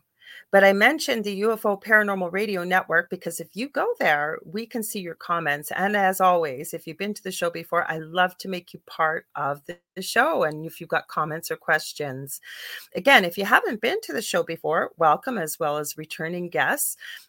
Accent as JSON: {"language": "English", "country": "Canada", "said": "I am a Canadian clairvoyant medium"}